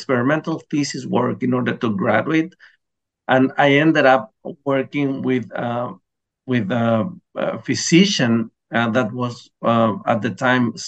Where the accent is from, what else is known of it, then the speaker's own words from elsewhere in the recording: Chile; first language Spanish; English is a second language; also born or lived in Baltimore, United States; I left Hopkins to come back to my home country